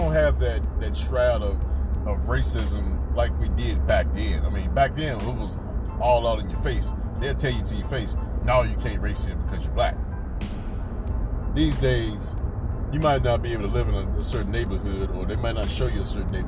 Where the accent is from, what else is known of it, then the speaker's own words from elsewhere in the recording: North Carolina, United States; Born and raised in North Carolina